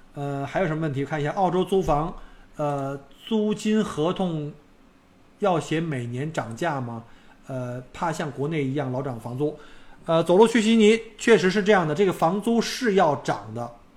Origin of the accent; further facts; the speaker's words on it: northern China, China; now in Australia; 我作为一个外国人或者是一个北方人，呃，到上海人就会歧视我